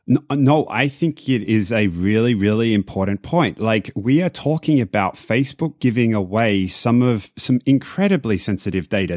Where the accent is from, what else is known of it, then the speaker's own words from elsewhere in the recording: Australia; moved away; I'm Australian